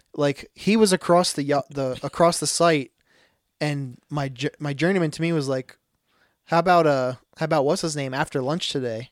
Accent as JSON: {"language": "English", "country": "United States", "moved": "yes", "said": "I'm from Willow Run"}